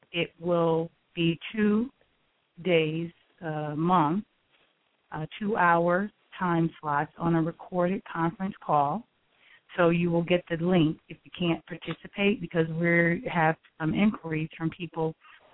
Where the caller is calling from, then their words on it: North Carolina, United States; I am calling from North Carolina